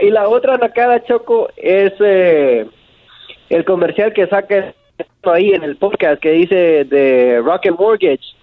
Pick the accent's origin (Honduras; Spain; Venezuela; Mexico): Honduras; now in Houston, United States; Honduras, loco, aquí de Houston.